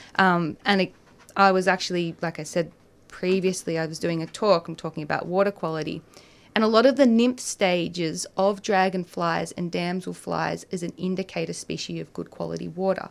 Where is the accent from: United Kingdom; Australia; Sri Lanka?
Australia; Gippsland, Victoria; I grew up in in Gippsland